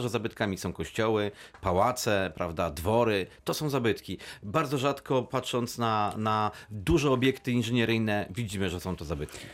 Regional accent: Wrocław, Lower Silesian Voivodeship, Poland; u nas we Wrocławiu

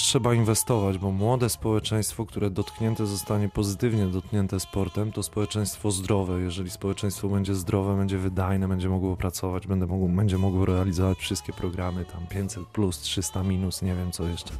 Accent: Warmian-Masurian Voivodeship, Poland; now in Wrocław, Poland; u mnie na Warmii i Mazurach

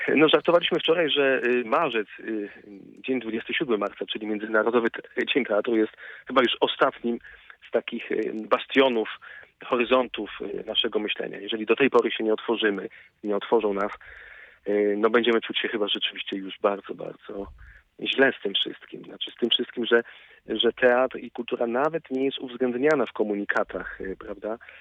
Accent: Wrocław, Lower Silesian Voivodeship, Poland; jako wrocławianin

